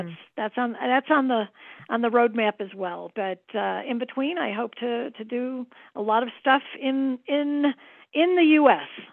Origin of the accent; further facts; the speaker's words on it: Midwest, United States; now in Santa Fe, United States; I'm a Midwesterner, you know, born and bred